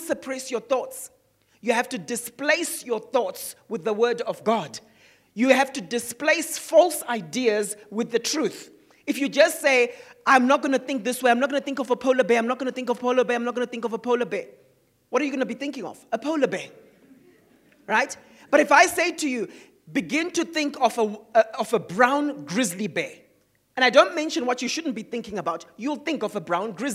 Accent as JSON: {"language": "English", "country": "Zimbabwe", "tie": "born or raised there", "said": "Growing up in Zimbabwe."}